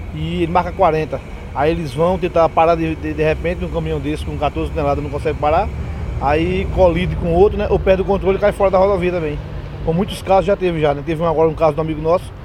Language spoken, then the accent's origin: Portuguese; Recife, Pernambuco, Brazil; eu sou de Recife